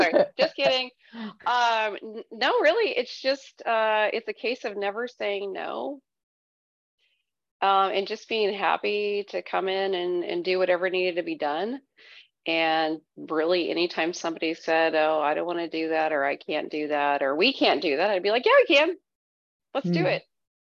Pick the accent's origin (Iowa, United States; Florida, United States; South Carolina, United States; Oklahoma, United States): Iowa, United States; I was born and raised in Iowa, lived other places, but yeah, I'm in Iowa currently.